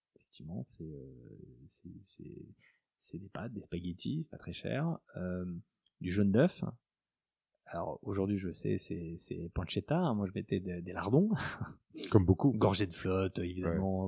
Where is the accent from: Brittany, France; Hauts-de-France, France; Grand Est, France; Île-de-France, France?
Grand Est, France; Alsace; moved away as an adult; now in Paris, France; moi aussi, je suis Alsacien